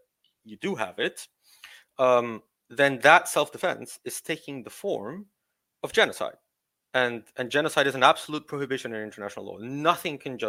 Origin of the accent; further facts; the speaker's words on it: Peru; I'm from Peru.